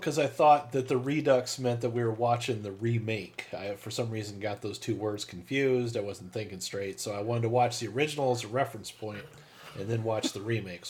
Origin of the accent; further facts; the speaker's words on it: Midwest, United States; It's our Midwestern upbringing.